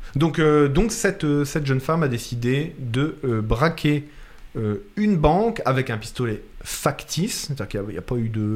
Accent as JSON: {"language": "French", "country": "France", "moved": "as an adult", "lives_now": "Nova Scotia, Canada", "said": "je viens de débarquer de France en février"}